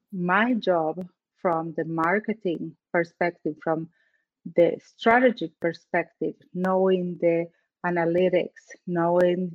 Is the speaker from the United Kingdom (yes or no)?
no; Argentina; English is a second language; moved away as an adult; I'm from Argentina.